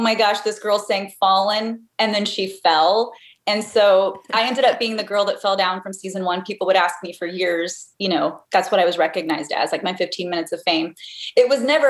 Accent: Texas, United States; moved away as an adult; also born or lived in California; now in Indiana, United States; I'm a Texas girl. I grew up in Texas, lived there till I was about 20

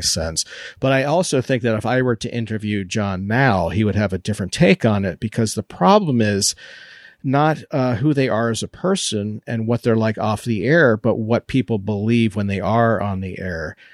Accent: Maryland, United States; I grew up with this in Maryland.

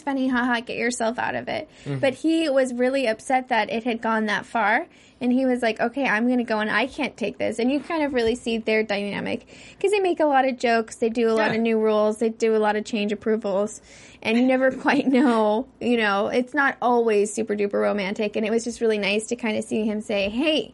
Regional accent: Las Vegas, Nevada, United States; also born or lived in Hawaii; I grew up in Las Vegas, and I've been living here since.

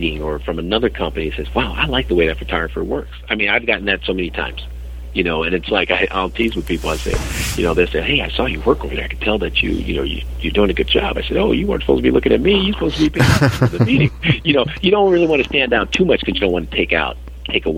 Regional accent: San Francisco, California, United States; Growing up as a kid, growing up in San Francisco, in the Haight-Ashbury

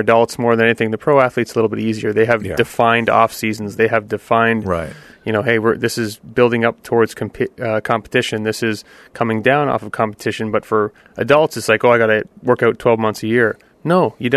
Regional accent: Canada; I'm Canadian

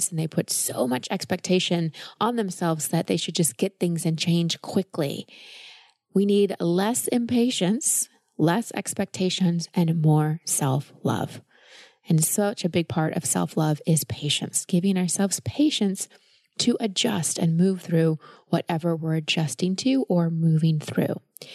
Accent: Texas, United States; Growing up in Texas as a woman, hair is a big deal.

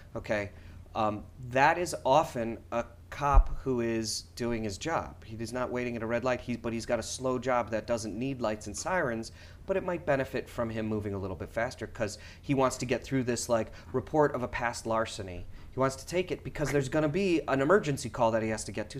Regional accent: Schaumburg, Illinois, United States; now in New York, United States; growing up in Schaumburg

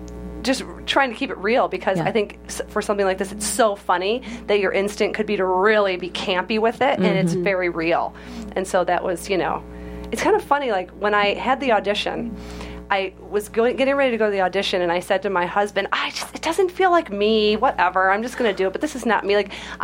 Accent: Michigan, United States; I'm from Michigan.

